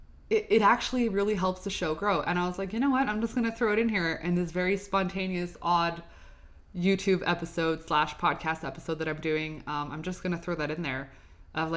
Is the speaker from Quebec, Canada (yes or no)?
yes; Montreal, Quebec, Canada; I'm from Montreal. I'm filming in Montreal, Canada, you know, Quebec.